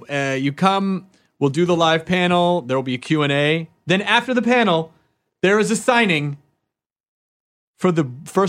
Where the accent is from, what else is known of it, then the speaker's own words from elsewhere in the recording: Kentucky, United States; born there; I was born in Kentucky.